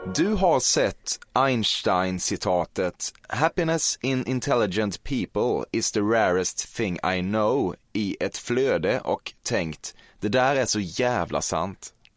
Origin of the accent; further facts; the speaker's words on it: Småland, Sweden; jag är från Småland